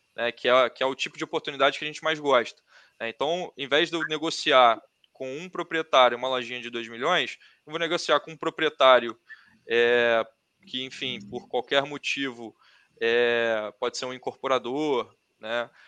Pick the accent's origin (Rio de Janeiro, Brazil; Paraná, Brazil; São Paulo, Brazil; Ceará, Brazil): Rio de Janeiro, Brazil; eu sou do Rio, é, eu estudei no Fundão